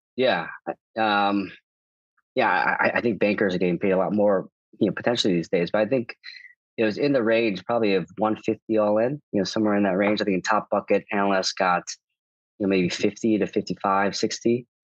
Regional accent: Chicago, Illinois, United States; moved away; also born or lived in New York; I'm from Chicago

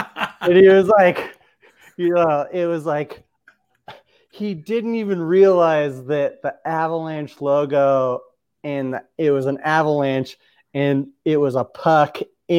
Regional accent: Orange County, California, United States; I'm from Orange County, and I did get into hockey because I was from Orange County, and that's not a bad thing.

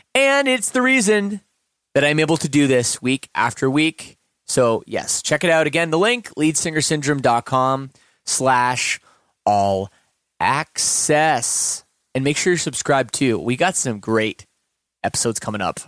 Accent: Canada; being Canadian

